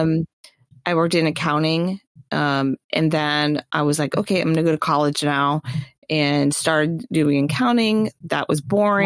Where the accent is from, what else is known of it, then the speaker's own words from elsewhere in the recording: Orlando, Florida, United States; I grew up in Orlando, which meant that one of my first jobs was at Disney World